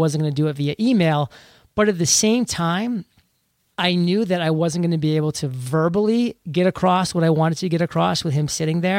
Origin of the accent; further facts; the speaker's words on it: New England, United States; You know, I'm from New England.